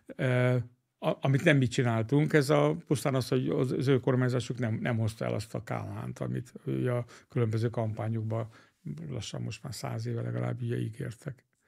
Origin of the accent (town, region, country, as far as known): Hungary